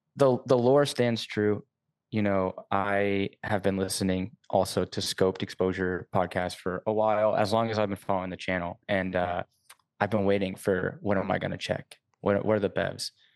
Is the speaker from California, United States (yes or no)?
no; Savannah, Georgia, United States; now in Montreal, Canada; I'm actually originally from Savannah, Georgia